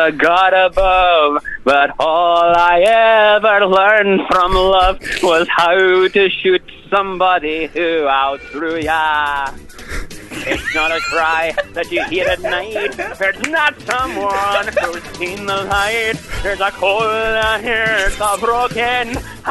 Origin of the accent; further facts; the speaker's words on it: Inverness, Scotland, United Kingdom; I'm from up by Inverness.